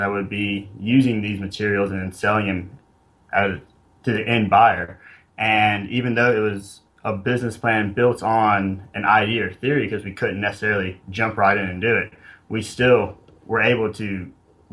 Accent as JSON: {"language": "English", "town": "Gilbert", "region": "South Carolina", "country": "United States", "tie": "born or raised there", "also_born_or_lived": "Charleston, South Carolina", "said": "I'm from South Carolina, born and raised here."}